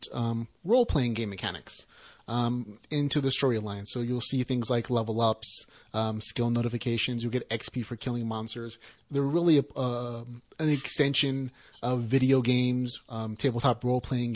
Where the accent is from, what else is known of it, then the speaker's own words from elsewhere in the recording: United States; we as American gamers and virtuality enthusiasts and fantasy and sci-fi lovers